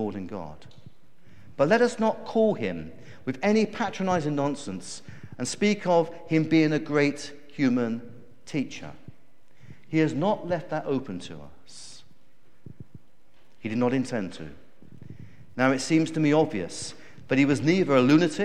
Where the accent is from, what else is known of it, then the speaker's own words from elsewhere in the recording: United Kingdom; us as British people